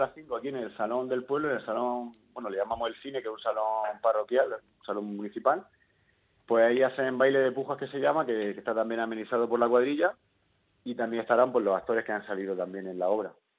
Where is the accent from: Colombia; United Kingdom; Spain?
Spain; Zarzadilla de Totana, Region of Murcia; censado aquí estaremos unos 400